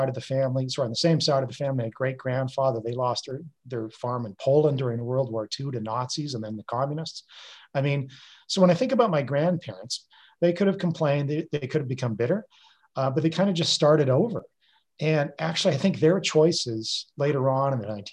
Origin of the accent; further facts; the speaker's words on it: Canada; also born or lived in Japan; I'm a Canadian